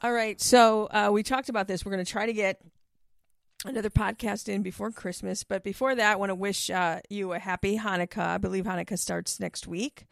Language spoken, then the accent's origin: English; Milwaukee, Wisconsin, United States; moved away; I grew up in Milwaukee